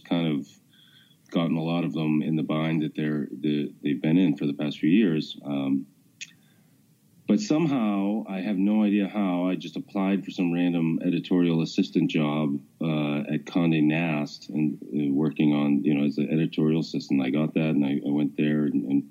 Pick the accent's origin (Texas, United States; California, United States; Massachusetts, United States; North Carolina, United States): Massachusetts, United States; also born or lived in New York / Washington, D.C.; I live, just outside of Boston now, mm-hmm. and I've lived in Massachusetts. I grew up here